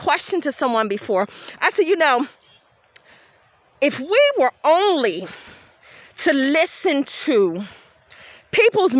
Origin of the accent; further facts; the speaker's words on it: Philadelphia, Pennsylvania, United States; I grew up in Philadelphia, so of course I was around rap.